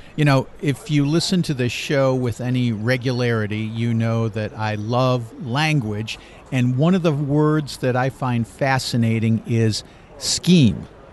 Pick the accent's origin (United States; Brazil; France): United States; me being very American